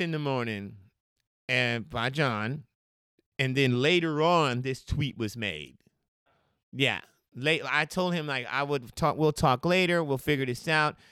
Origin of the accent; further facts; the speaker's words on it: Austin, Texas, United States; moved away as an adult; now in Portland, United States; I'm from Austin, Texas, and, uh, I believe about in twenty fourteen is when I decided to expand or at least find another place to move